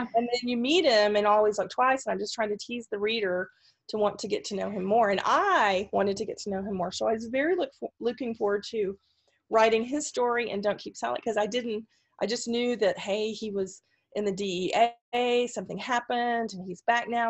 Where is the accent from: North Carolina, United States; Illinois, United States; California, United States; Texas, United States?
Texas, United States; moved away as an adult; also born or lived in Pacific Northwest; I'm originally from Texas and I um, and was a DRT. My family is Texan on both sides